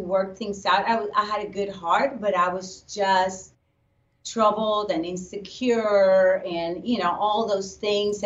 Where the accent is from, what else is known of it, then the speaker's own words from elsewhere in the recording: Puerto Rico; I grew up in Puerto Rico